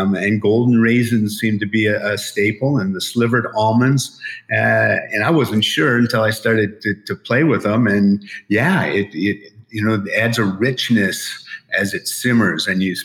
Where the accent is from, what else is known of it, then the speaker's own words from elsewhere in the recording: Emporia, Michigan, United States; now in Las Vegas, United States; I grew up in Emporia, Michigan, at the Brass Row Bar